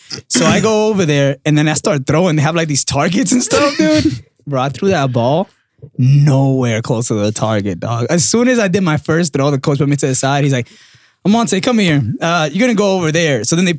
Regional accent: Dominican Republic; also born or lived in New York, United States; Yeah. And especially like being Dominican.

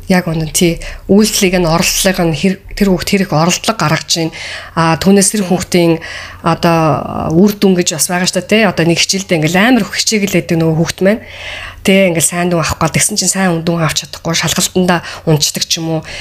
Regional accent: Mongolia; moved away; би өөрийнхөө одоо Монголд өссөн өөрийнхөө аа одоо багт өссөн

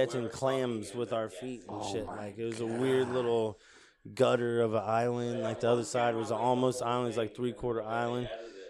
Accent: Mississippi, United States; also born or lived in Japan / Pittsburgh, Pennsylvania; I was born in Mississippi. At 2 years old, I flew to Japan. Lived there till I was 8. Then they shipped me back to Mississippi. First, I went to Pittsburgh, Pennsylvania. Then I ended up in Mississippi. But I was back in Mississippi.

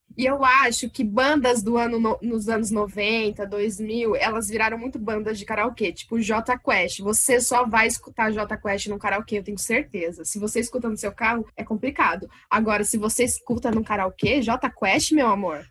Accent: Londrina, Paraná, Brazil; sou de Londrina, Paraná

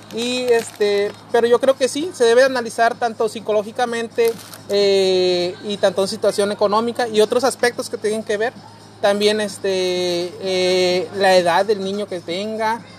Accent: Guerrero, Mexico; now in Mexicali, Mexico; yo vengo pues de Guerrero

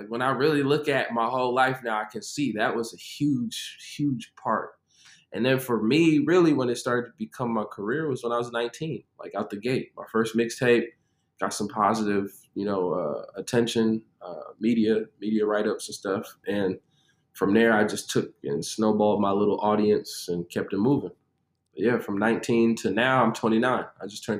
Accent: Chicago, Illinois, United States; now in Nashville, United States; Well, right now I'm in Cashville, Tennessee. I'm originally from Chicago. I've moved a lot in my life.

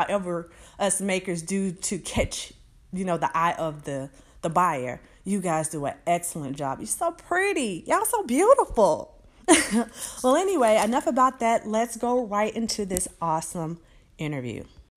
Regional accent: Alabama, United States; I'm from Alabama

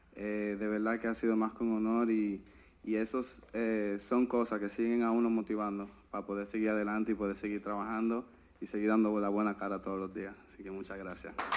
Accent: Dominican Republic; especialmente en nuestro país, lo que ha significado para todo dominicano

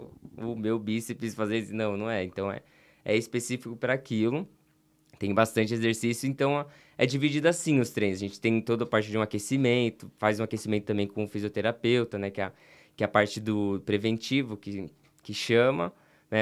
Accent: São Paulo, Brazil; also born or lived in Rio de Janeiro; eu sou de São Paulo

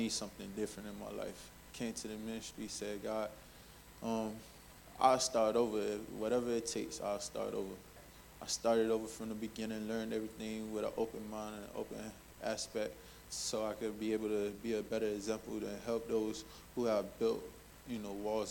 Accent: Miami, Florida, United States; I'm from Miami, Florida

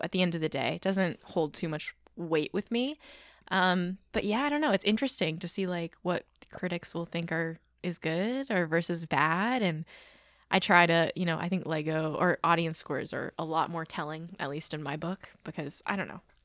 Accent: California, United States; I'm from California.

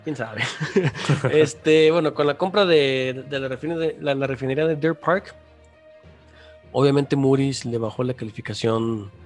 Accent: Mexico; ya vivimos los mexicanos

